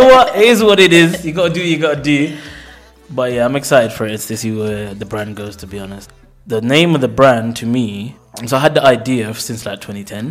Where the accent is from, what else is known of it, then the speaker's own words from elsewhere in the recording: Luton, East of England, United Kingdom; also born or lived in Jamaica / Bristol; I was born in Jamaica and I came at a young age. Spent most of my life, my teenage life in Luton, then transitioned to Bristol